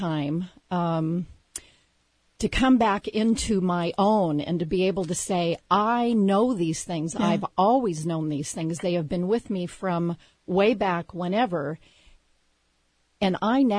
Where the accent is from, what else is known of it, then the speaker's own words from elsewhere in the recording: Southern California, United States; now in Pacific Northwest, United States; I was born in Southern California